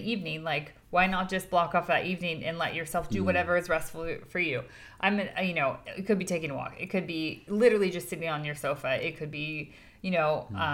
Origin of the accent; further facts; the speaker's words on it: United States; we're coming from the American perspective